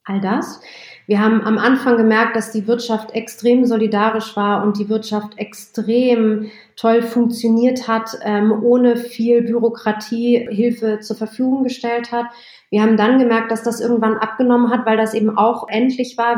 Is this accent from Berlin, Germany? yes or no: yes; Berlin, Germany; Ich bin in Westberlin groß geworden